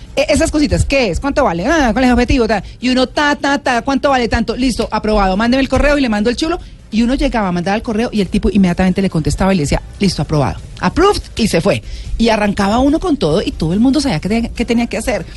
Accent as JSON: {"language": "Spanish", "country": "Colombia", "said": "nosotros como colombianos"}